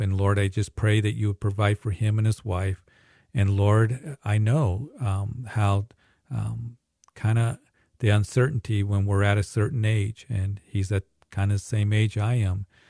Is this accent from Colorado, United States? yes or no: yes; Greeley, Colorado, United States; Greeley, my hometown